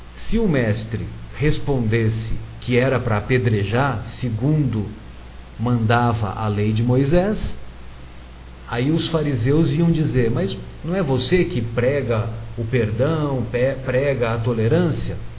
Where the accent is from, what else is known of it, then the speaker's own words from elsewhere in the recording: São José do Rio Pardo, São Paulo, Brazil; eu sou de uma cidade do interior de São José do Rio Pardo e, e eu cresci na década de 70 até meados da década de 80